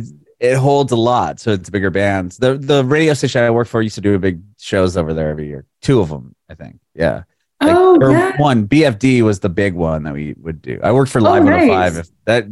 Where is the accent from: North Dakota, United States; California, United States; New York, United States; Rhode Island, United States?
California, United States; San Diego; moved away as an adult; also born or lived in Oakland, California; now in Nashville, United States; I'm from San Diego, and I lived up in like Oakland area for about 5 years.